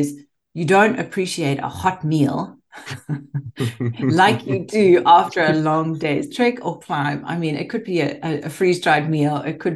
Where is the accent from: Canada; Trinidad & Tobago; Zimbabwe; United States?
Zimbabwe; moved away; growing up in Zimbabwe